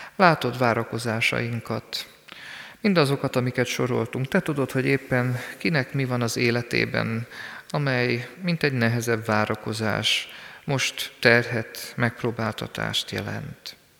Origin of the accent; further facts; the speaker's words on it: Sürte, Zakarpattia Oblast, Ukraine; én szűrtén születtem. Onnan indultam el, mint gyermek, ott végeztem általános iskolai tanulmányaimat